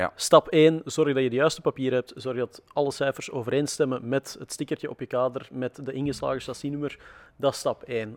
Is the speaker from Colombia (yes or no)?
no; Antwerp, Flanders, Belgium; Ik ben zelf van Antwerpen afkomstig, dat is ook niet zo ver van de grens.